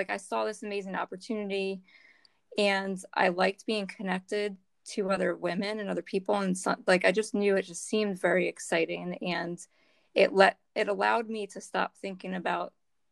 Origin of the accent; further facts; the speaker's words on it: Northeast, United States; now in Delaware, United States; We're both from the Northeast